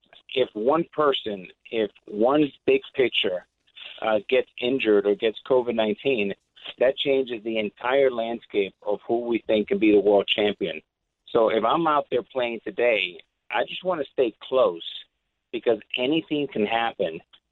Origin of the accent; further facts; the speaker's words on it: New York, United States; New York, you know, I'm a New Yorker